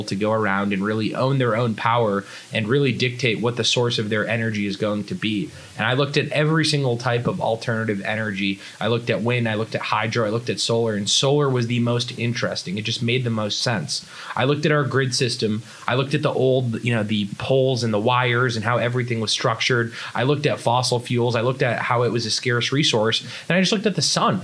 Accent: a small town outside of Boston, Massachusetts, United States; now in Los Angeles, United States; So I grew up in Boston, Massachusetts, a small town outside of Boston

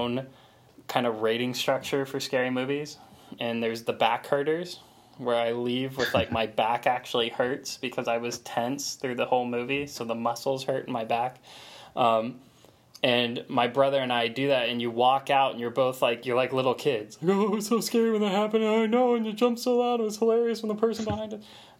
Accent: Florida, United States; we're from Florida

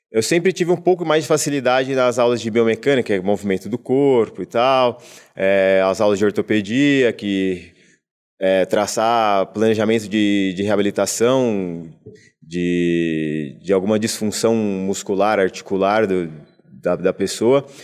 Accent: Americana, São Paulo, Brazil; que eu sou de Americana do interior, né, na cidade de interior de São Paulo.

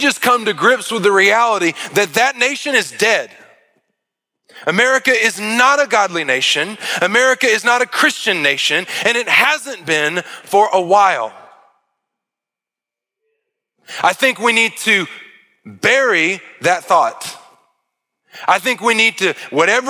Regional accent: United States; I was blessed beyond measure to be born in this country.

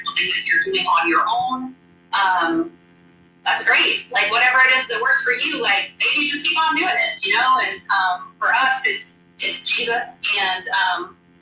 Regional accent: Kansas, United States; moved away as an adult; also born or lived in Texas / Indiana; now in Manhattan, United States; I'm from Kansas originally, and we went to college here, and then moved away for a long time, lived in Texas, lived in Indiana.

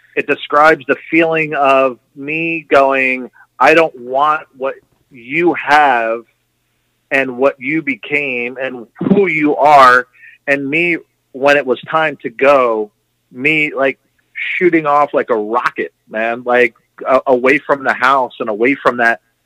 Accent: New Jersey, United States; moved away; also born or lived in Florida; I grew up in New Jersey, and then later I moved down to Florida

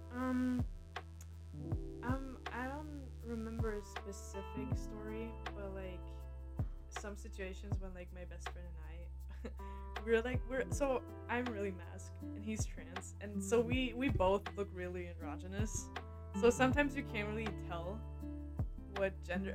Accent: Berlin, Germany; now in United States; I'm from Berlin and it's like four million, almost four million people

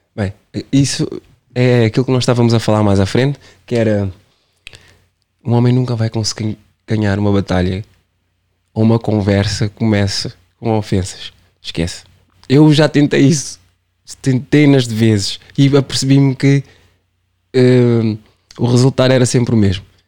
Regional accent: Cape Verde; Eu sou Caverdiano sempre

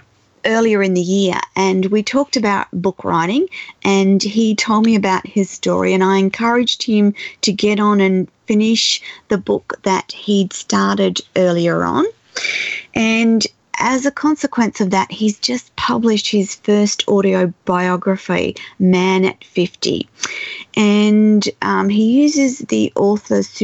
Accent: Australia; I'm Australian

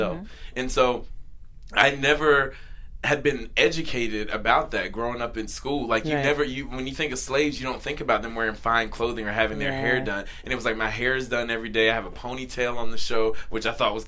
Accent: North Carolina, United States; also born or lived in the South; now in Los Angeles, United States; we're both from North Carolina. Yeah. He and I, you know, we both had similar accents, and whenever I get around him, my accent gets thicker and thicker and thicker

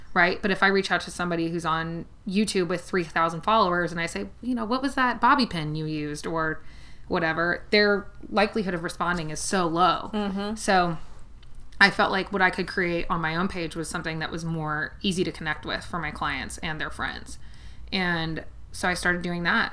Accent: Los Angeles, California, United States; moved away as an adult; now in Kentucky, United States; I grew up in outside of Los Angeles. I actually grew up in the Valley

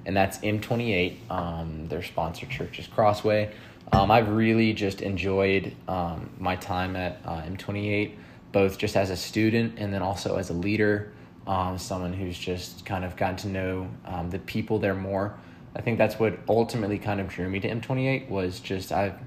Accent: Charlotte, North Carolina, United States; also born or lived in Virginia; my hometown is Charlotte

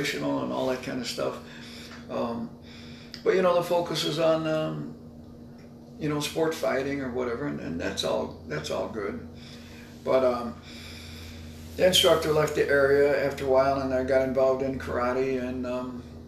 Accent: Kansas, United States; I grew up in Kansas

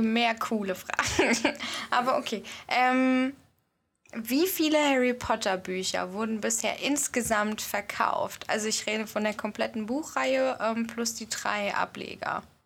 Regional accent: Odenwald, Germany; bei uns im Odenwald

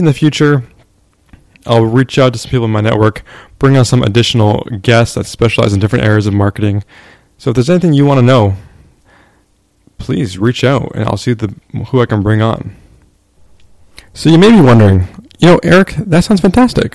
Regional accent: Canada; I am from Canada

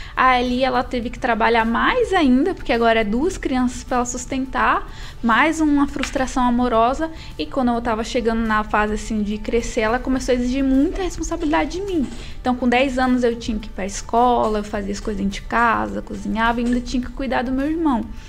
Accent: Bahia, Brazil; moved away; eu vim da Bahia. Uh, meu pai, ele é baiano, minha mãe, ela nasceu em São Paulo, mas ela também é, conheceu lá o meu pai e eu vim da Bahia.

